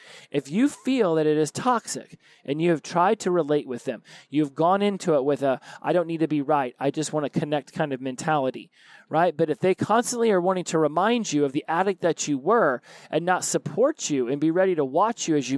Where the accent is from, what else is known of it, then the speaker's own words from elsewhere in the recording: the South, United States; I was raised in the South